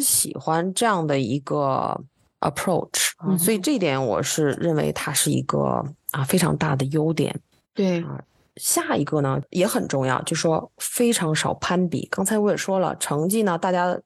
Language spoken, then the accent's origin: Chinese; China; now in Texas, United States; 你看看亚洲，咱们中国的英文呢